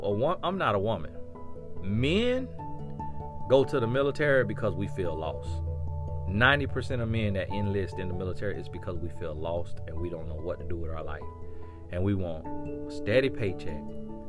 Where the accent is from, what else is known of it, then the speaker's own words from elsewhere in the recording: El Paso, Texas, United States; born there; So I was born in El Paso, Texas, because my dad was in the military.